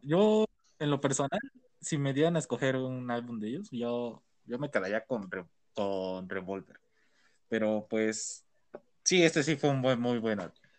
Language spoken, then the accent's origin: Spanish; Mexico City, Mexico; Sí, somos de México